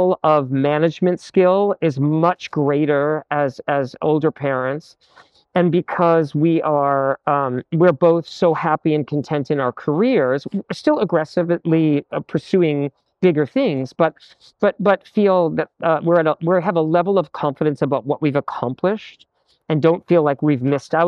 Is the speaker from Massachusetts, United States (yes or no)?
yes; Massachusetts, United States; I grew up in the Episcopal and Methodist churches in Massachusetts